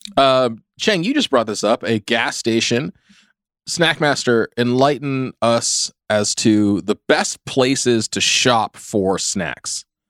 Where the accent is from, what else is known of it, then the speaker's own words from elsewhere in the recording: California, United States; I grew up in California. I've never lived on the East Coast.